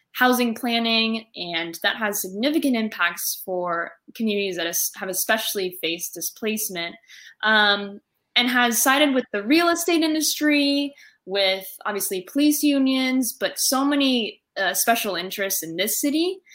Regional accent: California, United States; California, you know, my home state

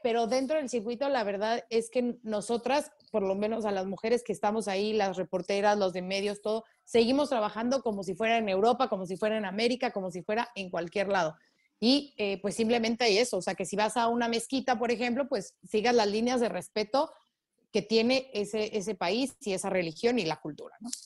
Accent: Mexico; soy este, periodista mexicana

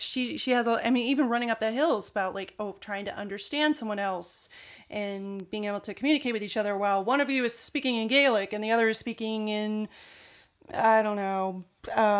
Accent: United States; accent: American; my American accent

